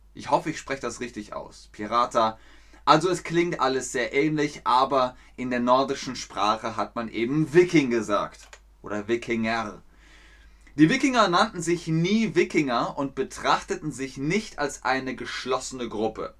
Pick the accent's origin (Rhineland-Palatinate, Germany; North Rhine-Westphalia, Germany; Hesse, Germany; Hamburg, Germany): North Rhine-Westphalia, Germany; Cologne; ich bin in Köln geboren, also bin ich Ubier